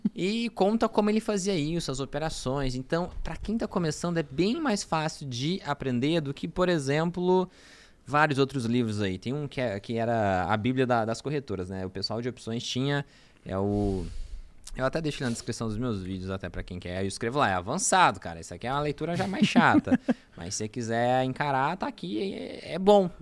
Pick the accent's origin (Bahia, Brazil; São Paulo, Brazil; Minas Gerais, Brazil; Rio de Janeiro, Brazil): São Paulo, Brazil; Franca; moved away; also born or lived in Araraquara; eu sou de Franca